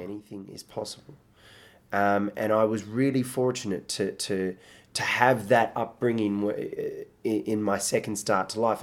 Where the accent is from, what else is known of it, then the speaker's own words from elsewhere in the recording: Australia; accent: Australian; also born or lived in Iraq; I grew up partly in Australia.